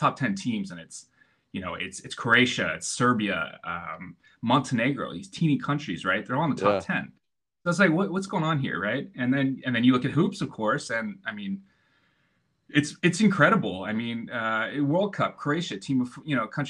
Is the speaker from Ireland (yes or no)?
no; Sacramento, California, United States; accent: American; moved away as an adult; also born or lived in New York; now in Istanbul, Turkey; I'm from Sacramento originally, so the Kings, they're our only team, and I love them